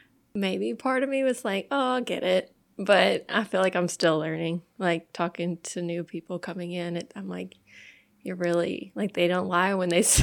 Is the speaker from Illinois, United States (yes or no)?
no; Central, Louisiana, United States; now in Denham Springs, United States; Central. Louisiana. Right outside of Baton Rouge.